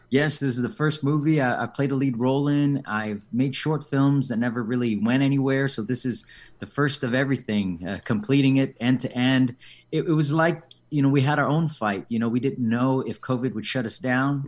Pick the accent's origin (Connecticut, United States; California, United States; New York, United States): California, United States; San Diego; I was born and raised here in San Diego